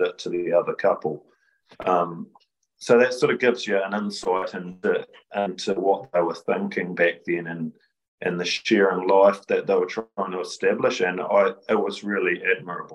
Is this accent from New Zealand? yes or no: yes; Gloriavale, West Coast, New Zealand; born or raised there; moved away as an adult; also born or lived in Rangiora, New Zealand / Cust, New Zealand